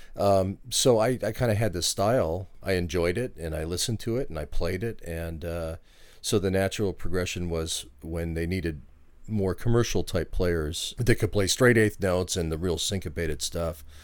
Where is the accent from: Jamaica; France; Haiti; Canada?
Canada; Vancouver, British Columbia; now in Washington State, United States; I'm originally from Vancouver, Canada.